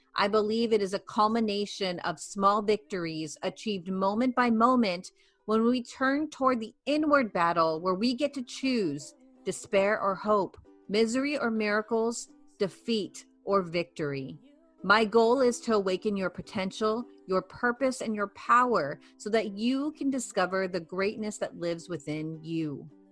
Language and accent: English; United States; having being a first generation in America